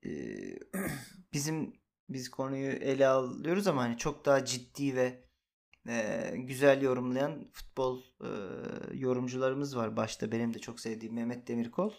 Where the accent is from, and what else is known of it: Turkey